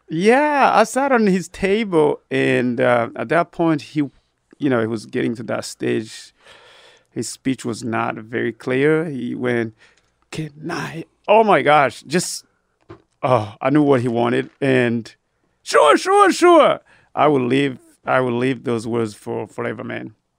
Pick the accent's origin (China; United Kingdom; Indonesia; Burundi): Burundi; also born or lived in Georgia, United States / Abilene, Texas, United States; now in Austin, United States; I was born and raised in Burundi, Africa